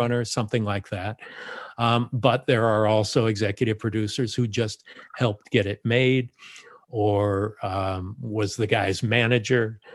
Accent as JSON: {"language": "English", "town": "Los Angeles", "region": "California", "country": "United States", "tie": "born or raised there", "said": "I was born in Los Angeles, so I'm a native"}